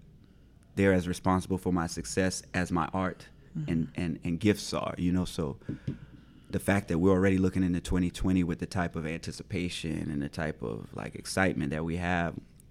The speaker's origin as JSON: {"language": "English", "region": "the South", "country": "United States", "said": "Like, I'm from the Black rural South."}